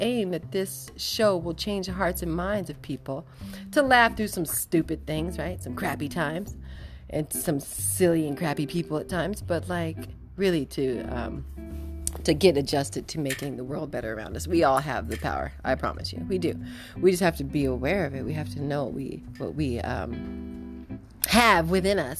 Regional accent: California, United States; moved away; I'm from Cali

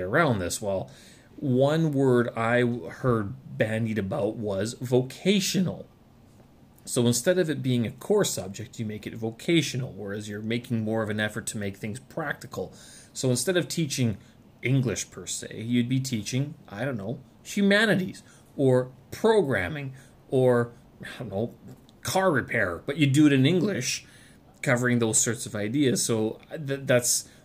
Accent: Canada; born or raised there; moved away as an adult; now in Beijing, China

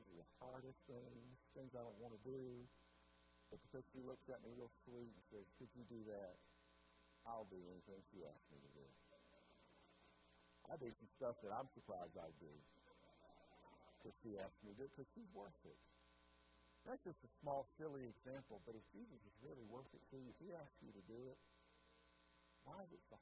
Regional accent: United States; I'm an American

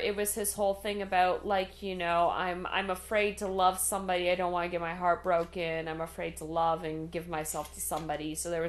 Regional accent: Canada; I asked this as a Canadian.

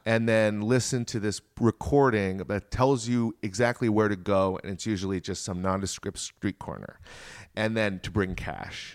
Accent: Richmond, Virginia, United States; I grew up in Richmond, Virginia

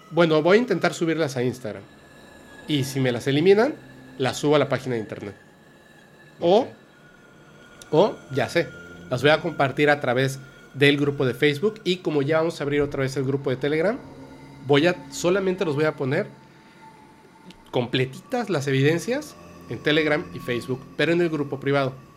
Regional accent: Campeche, Yucatán Peninsula, Mexico; yo soy yucateco, campechano

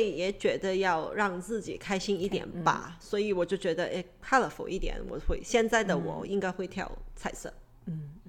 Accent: Hong Kong; 因为我从香港来，我就对这呃奶港式奶茶会 picky。

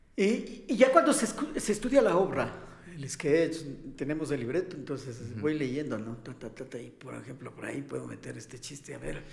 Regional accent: Quito, Pichincha, Ecuador; nosotros los quiteños, eh, yo soy quiteño, parezco alemán, pero soy quiteño

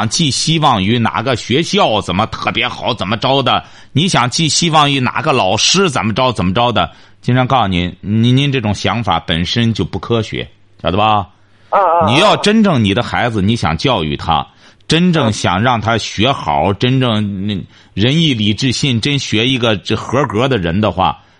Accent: China; 我们中国人出去之后就知道，我们得吃中国饭，吃洋餐实在吃不惯。

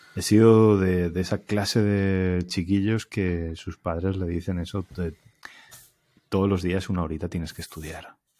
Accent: Alicante, Valencian Community, Spain; moved away as an adult; also born or lived in Elche; now in Barcelona, Spain; yo soy alicantino

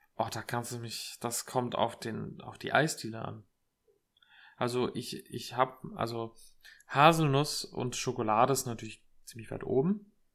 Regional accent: Erlensee, Hesse, Germany; moved away; in meiner Heimat in Erlensee

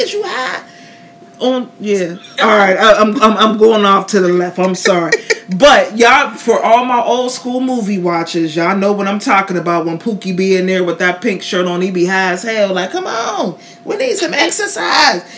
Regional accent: Pittsburgh, Pennsylvania, United States; now in Tampa, United States; I'm from Pittsburgh, Pennsylvania

